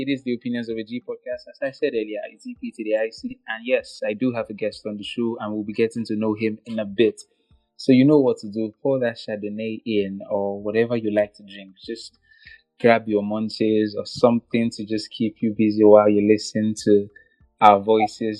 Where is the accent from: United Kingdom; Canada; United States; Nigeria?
Nigeria; I am from Nigeria